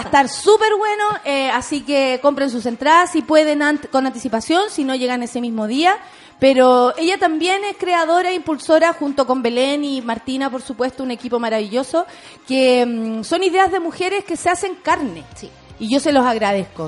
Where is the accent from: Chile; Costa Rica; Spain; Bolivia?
Chile; como chilenos